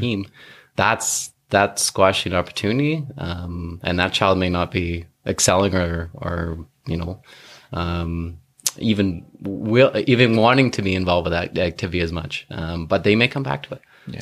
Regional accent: North Vancouver, British Columbia, Canada; I grew up in North Vancouver

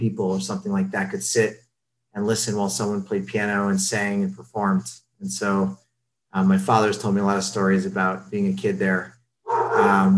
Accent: Miami, Florida, United States; also born or lived in Kendall / Pinecrest; I am originally from Miami. I am born and bred here

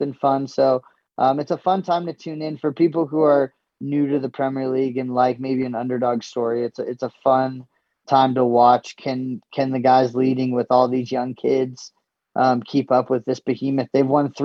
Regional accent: Los Angeles, California, United States; I was born

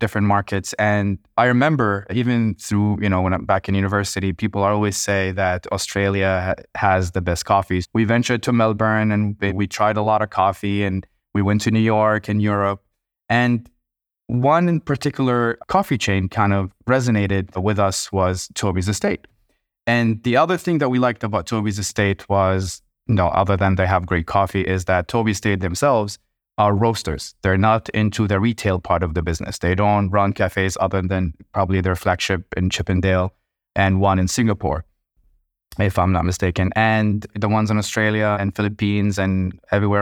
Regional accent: Kuwait; growing up in Kuwait

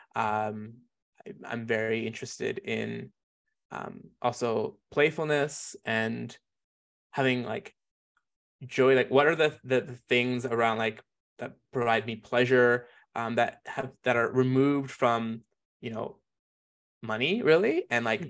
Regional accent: Calgary, Alberta, Canada; also born or lived in Jamaica; I grew up here in Mokinsis

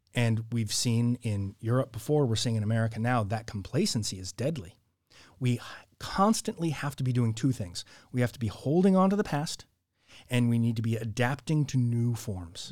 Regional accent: Orange County, California, United States; also born or lived in Scotland; Born and raised in California. Yeah, I lived in uh, in the mountains when I was very young, and then moved out to Orange County.

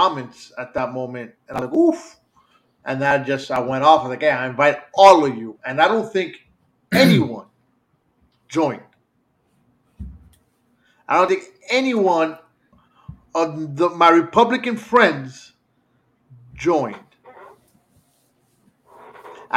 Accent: United States; as an American

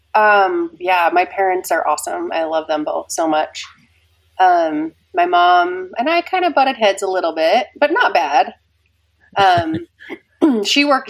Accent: Kaysville, Utah, United States; also born or lived in Ogden, Utah; I was raised in Kaysville, and I lived in the same house my whole life until I got married

